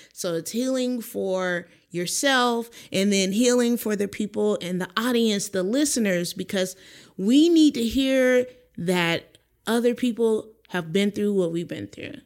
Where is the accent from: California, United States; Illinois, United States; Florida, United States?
California, United States; San Dimas; grew up in a little city called San Dimas, you know, Raging Waters in California